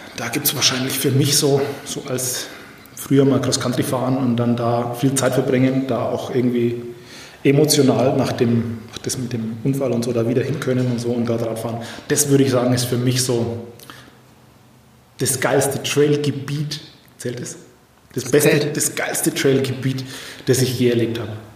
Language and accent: German; Franconian Switzerland, Bavaria, Germany; ich komme ja so aus der Ecke Fränkische Schweiz